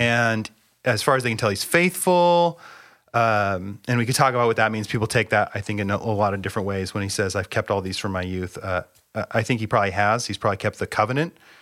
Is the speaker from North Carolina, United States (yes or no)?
no; Bellingham, Washington, United States; I grew up in Bellingham, Washington. I've lived in the Pacific Northwest my entire life.